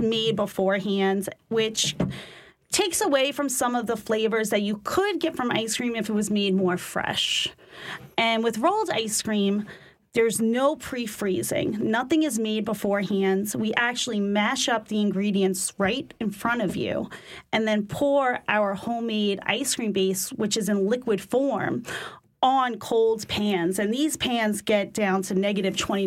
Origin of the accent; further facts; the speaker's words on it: New York, United States; accent: New York; moved away as an adult; now in New Orleans, United States; most people could tell I'm from New York once they hear my voice a little bit. I think my accent comes through still